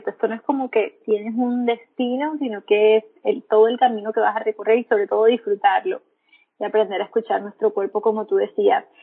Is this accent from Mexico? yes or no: no; Caribbean Region, Colombia; now in Medellín, Colombia; soy colombiana, soy costeña, estoy viviendo ahora en Medellín. Estoy en tierras paisas y enamorada de esa ciudad.